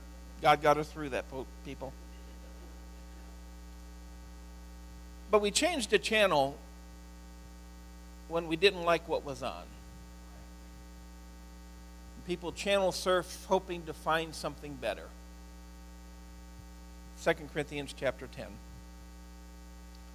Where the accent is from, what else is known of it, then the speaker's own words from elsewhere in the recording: Cleveland, Ohio, United States; I grew up in the Cleveland area